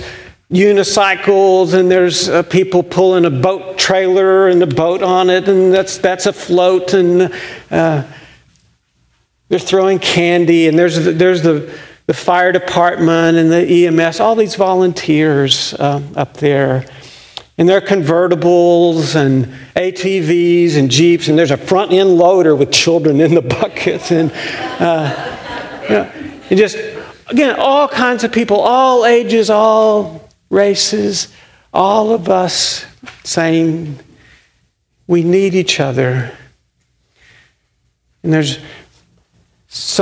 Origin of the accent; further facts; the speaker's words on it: United States; as Americans, and sometimes especially as American Christians